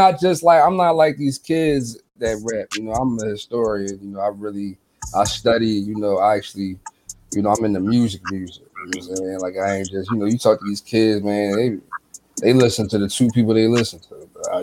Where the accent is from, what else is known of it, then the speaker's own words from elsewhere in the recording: Philadelphia, Pennsylvania, United States; But I'm in Philly. I'm from Philly.